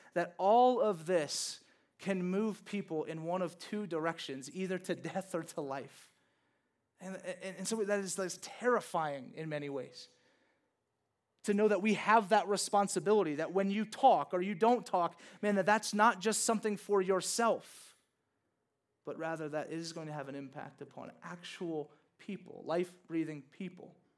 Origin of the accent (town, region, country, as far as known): Louisiana, United States; born or raised there